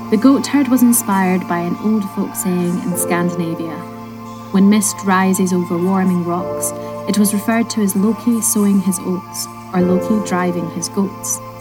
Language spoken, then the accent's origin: English; Scotland, United Kingdom; Growing up in Scotland, so many of our folk tales have elements of hauntings or dark histories